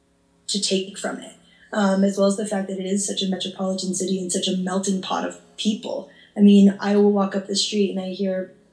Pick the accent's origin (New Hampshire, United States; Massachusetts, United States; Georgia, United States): New Hampshire, United States; moved away as an adult; now in Barcelona, Spain; Well, I'm from New Hampshire